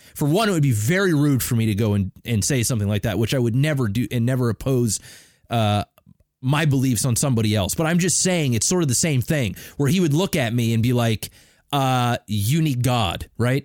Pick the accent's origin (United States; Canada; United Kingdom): Canada; I'm Canadian as fuck.